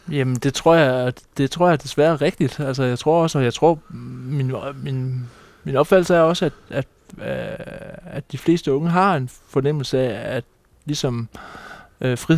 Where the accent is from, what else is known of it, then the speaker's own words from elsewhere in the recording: Læsø, North Denmark Region, Denmark; born there; jeg er født på Læsø